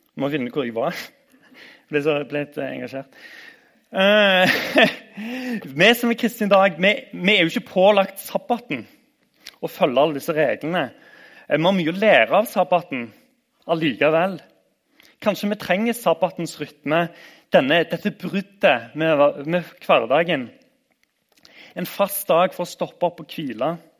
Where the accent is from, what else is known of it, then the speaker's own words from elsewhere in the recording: Randaberg, Rogaland, Norway; Jeg husker fra oppveksten på Randaberg